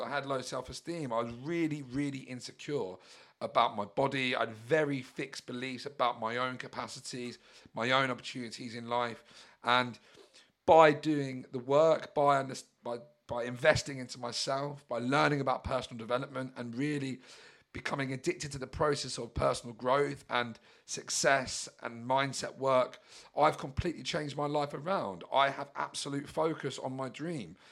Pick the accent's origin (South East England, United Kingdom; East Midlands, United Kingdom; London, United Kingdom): South East England, United Kingdom; Brighton; I'm a British Yob from Brighton